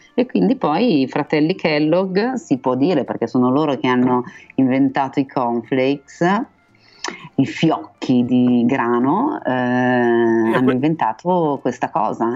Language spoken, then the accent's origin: Italian; Milan, Lombardy, Italy; son milanese